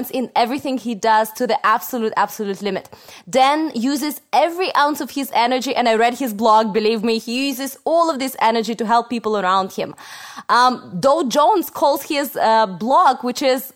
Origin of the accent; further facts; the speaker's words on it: Russia; moved away; I come from, I was born in Russia.